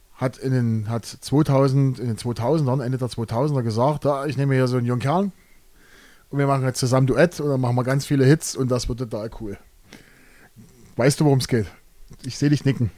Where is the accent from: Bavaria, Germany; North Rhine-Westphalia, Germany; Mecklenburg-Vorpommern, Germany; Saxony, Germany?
Saxony, Germany; Großenhain; Wir kommen beide aus Großenhain